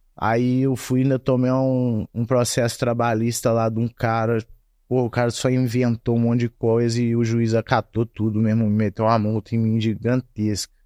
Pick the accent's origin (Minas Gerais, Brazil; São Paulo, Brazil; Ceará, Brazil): Minas Gerais, Brazil; Juiz de Fora; moved away as an adult; also born or lived in Muriaé; now in United States; nasci e fui criado em Juiz de Fora até meus 18 anos.